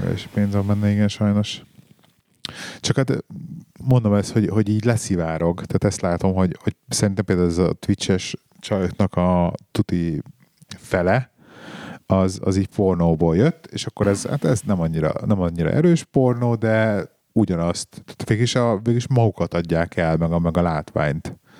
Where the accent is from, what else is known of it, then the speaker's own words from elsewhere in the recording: Hungary; moved away; also born or lived in England; ezért költöztünk haza